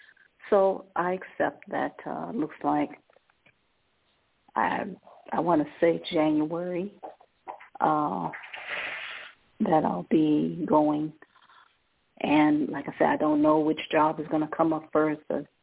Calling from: Ohio, United States

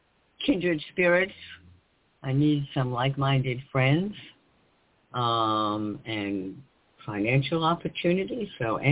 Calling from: New York, United States; Yes, it is. Hi, it is New York.

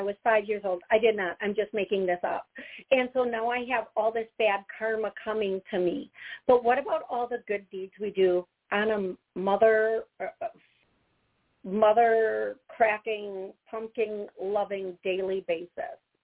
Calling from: Chicago, Illinois, United States; I'm calling from Chicago

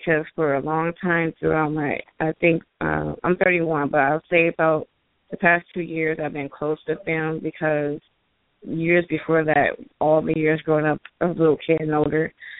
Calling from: Long Beach, California, United States; Long Beach, California.

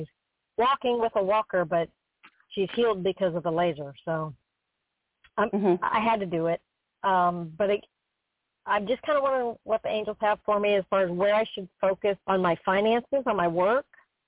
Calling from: Florida, United States; from Florida.

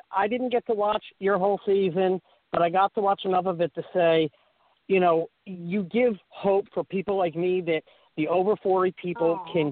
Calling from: Onset, Massachusetts, United States; from Onset.

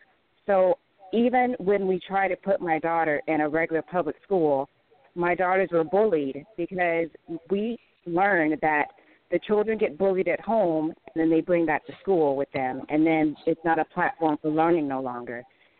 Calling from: Chicago, Illinois, United States; from Nubian News with the Z. I'm calling from Chicago.

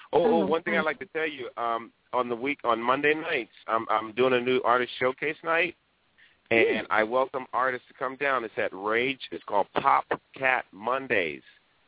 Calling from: Hollywood, California, United States; I'm calling from Hollywood.

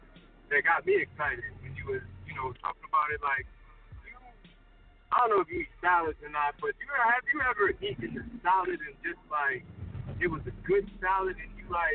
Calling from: Philadelphia, Pennsylvania, United States; so this is … calling from Philly.

